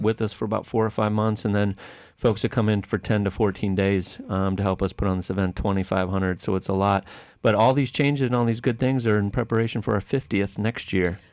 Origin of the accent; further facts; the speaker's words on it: Oshkosh, Wisconsin, United States; now in Lakeland, United States; I was born in Oshkosh, Wisconsin